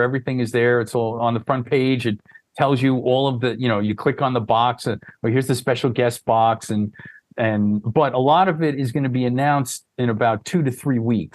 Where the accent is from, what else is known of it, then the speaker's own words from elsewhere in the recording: New York City, New York, United States; accent: Northeast; I was born and raised in New York City